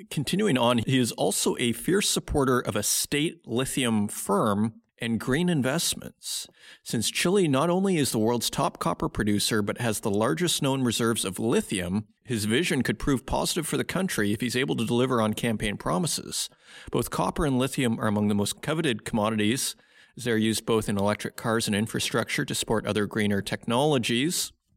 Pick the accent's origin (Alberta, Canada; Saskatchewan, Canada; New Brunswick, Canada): Saskatchewan, Canada; Saskatoon; now in Germany; I am a North American. I'm from Canada, Saskatoon, Saskatchewan